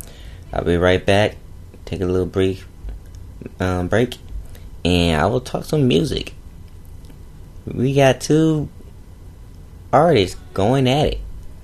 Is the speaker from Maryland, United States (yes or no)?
no; Washington, District of Columbia, United States; I lived most of my life in Washington, D.C.